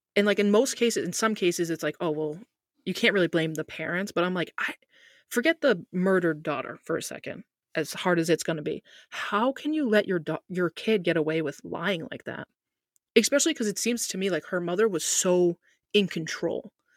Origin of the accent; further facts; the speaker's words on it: United States; As an American